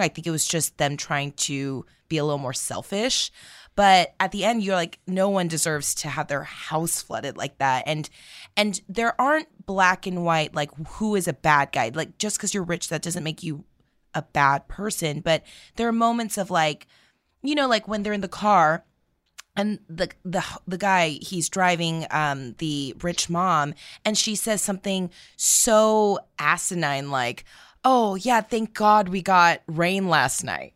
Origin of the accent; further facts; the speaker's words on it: United States; we are Americans